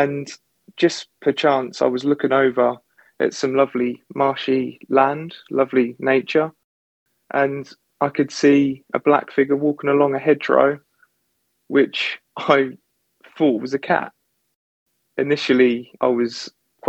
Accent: Suffolk, East of England, United Kingdom; growing up in Suffolk

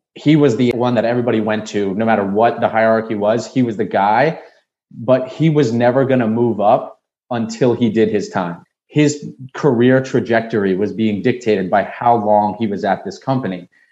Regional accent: Nashua, New Hampshire, United States; moved away as an adult; also born or lived in Washington, D.C.; now in Miami, United States; born and raised in Nashua, New Hampshire

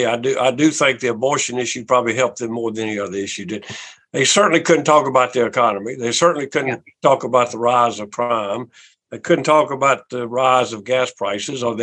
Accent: South Carolina, United States; my home state

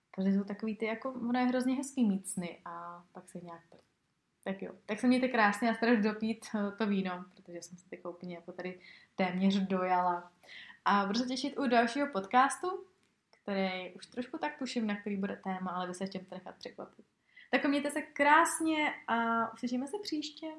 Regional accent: Czechia; tady u nás v Čechách

